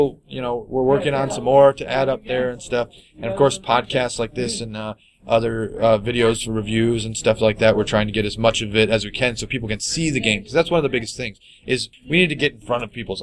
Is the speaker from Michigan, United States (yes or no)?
yes; Lapeer, Michigan, United States; We're from Michigan. We're in the Lapeer area, actually